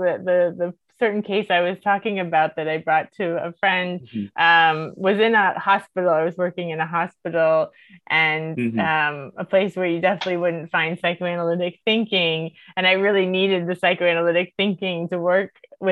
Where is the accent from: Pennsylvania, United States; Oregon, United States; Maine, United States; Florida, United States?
Florida, United States; Miami; I'm from Miami originally